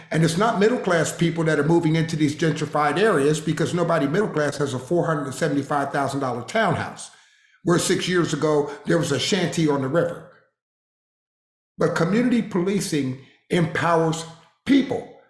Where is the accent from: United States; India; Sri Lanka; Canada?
United States; Harrisburg, Pennsylvania; moved away; also born or lived in Waco, Texas; I grew up in Harrisburg, Pennsylvania